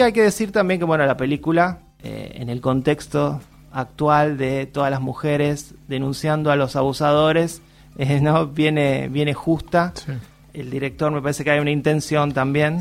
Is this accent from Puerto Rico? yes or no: no; Argentina; como argentinos